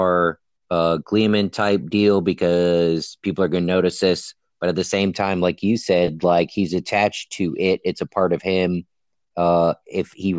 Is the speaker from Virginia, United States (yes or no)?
yes; Newport News, Virginia, United States; I grew up in downtown Newport News